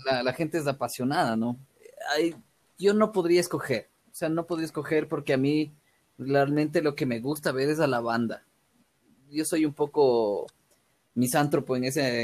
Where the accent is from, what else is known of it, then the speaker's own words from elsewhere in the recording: Ecuador; me regresaba, creo que ese mismo día a Ecuador